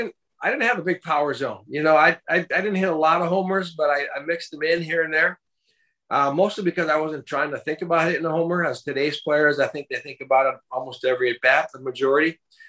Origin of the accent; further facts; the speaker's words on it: St. Paul, Minnesota, United States; I grew up right here in the Twin Cities, St. Paul side of the river here.